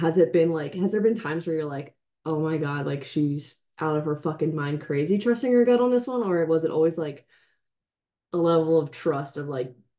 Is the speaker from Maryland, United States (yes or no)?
no; New Jersey, United States; When I came from Jersey, you came from PA to Delaware.